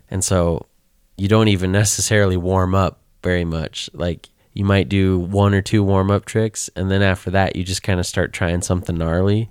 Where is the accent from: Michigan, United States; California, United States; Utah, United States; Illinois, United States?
Utah, United States